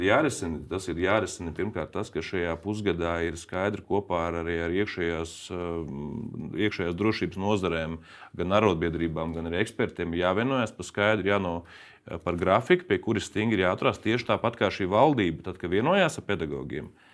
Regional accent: Latvia; manā dzimtajā novadā

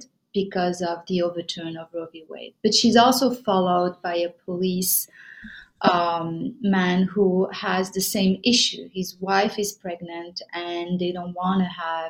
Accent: Casablanca, Casablanca-Settat, Morocco; also born or lived in Paris, France; now in New York, United States; I'm from Morocco. I grew up in Casablanca.

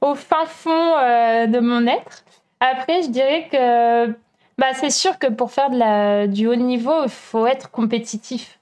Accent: France; moved away as an adult; also born or lived in Berlin / Chile / Italy / Germany; now in Montreal, Canada; en France, donc euh, mon pays natal

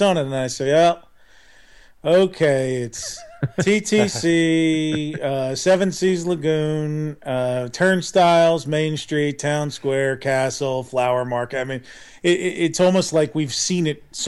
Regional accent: Philadelphia, Pennsylvania, United States; I'm Philadelphia born and raised.

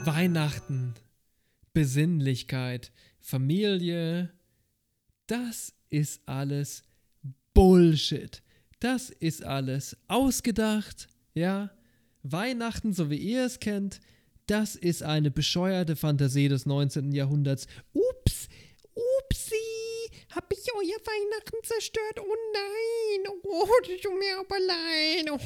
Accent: Germany; Bei uns in Deutschland

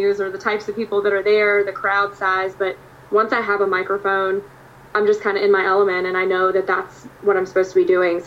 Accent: Virginia Beach area, United States; moved away as an adult; also born or lived in Danville, Virginia; now in Nashville, United States; I grew up on the East Coast, and from the Virginia Beach area

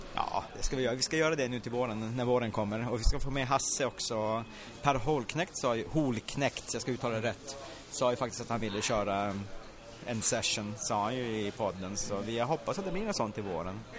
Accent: Luleå, Norrbotten County, Sweden; jag är från Luleå själv

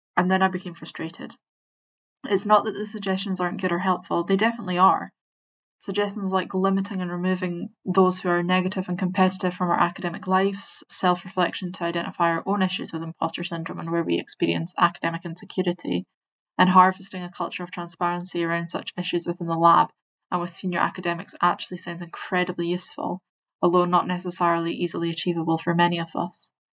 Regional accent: Scotland, United Kingdom; I'm Scottish and I speak fast

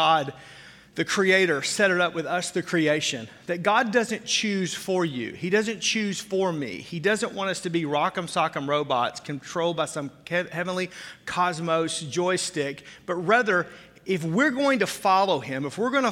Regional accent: the South, United States; now in Wisconsin, United States; I didn't grow up here. I grew up in the South

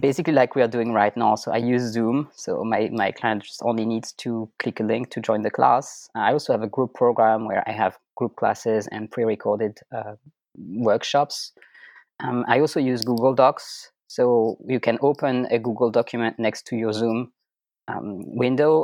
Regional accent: France; first language French; English is a second language; moved away as an adult; also born or lived in Germany; now in Austria; French is my native language

